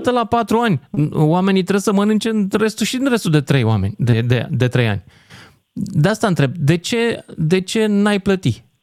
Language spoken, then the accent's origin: Romanian; Iași, Iași County, Romania; eu sunt din Iași.